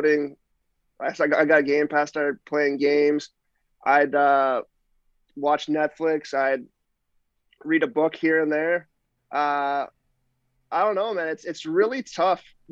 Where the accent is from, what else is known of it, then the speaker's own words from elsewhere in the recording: Ottawa, Ontario, Canada; moved away as an adult; also born or lived in Czech Republic; just outside of Ottawa in Manitick.